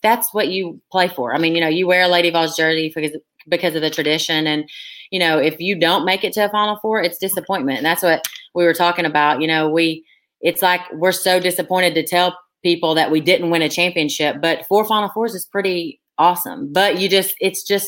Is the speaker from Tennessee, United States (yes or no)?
yes; Cleveland, Tennessee, United States; I'm from Cleveland, Tennessee. That's actually where I am currently. And I grew up here my whole life